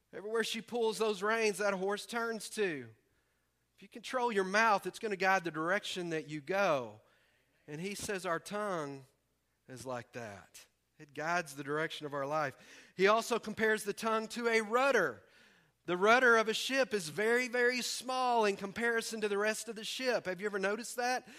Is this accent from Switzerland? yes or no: no; the South, United States; we're from the South